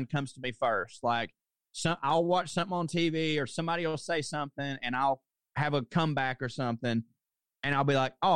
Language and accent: English; Chickamauga, Georgia, United States; moved away; also born or lived in New York; I'm from Chickamauga, Georgia